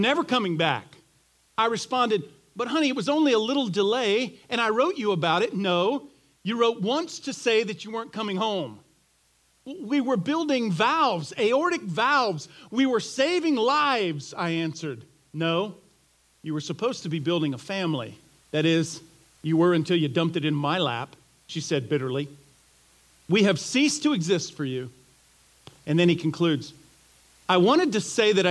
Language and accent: English; Florida, United States; I grew up in Florida